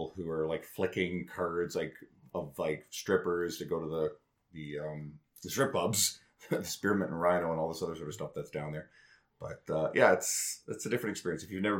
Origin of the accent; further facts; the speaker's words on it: Newfoundland and Labrador, Canada; So I grew up in Newfoundland. For anyone who doesn't know, I don't really have the accent.